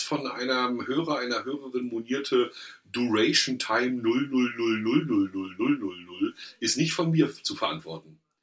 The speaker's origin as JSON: {"language": "German", "region": "Mecklenburg-Vorpommern", "country": "Germany", "said": "wir als Mecklenburger"}